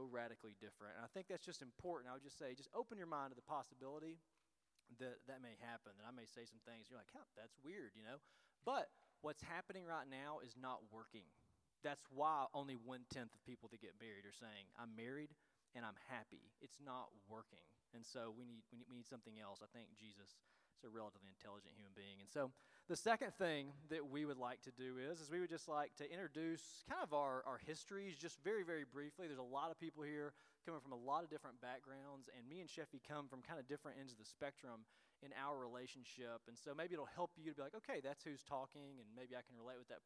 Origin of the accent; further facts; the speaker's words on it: Tennessee, United States; now in Illinois, United States; we are from Tennessee, and so that's where our accents come from, or maybe mine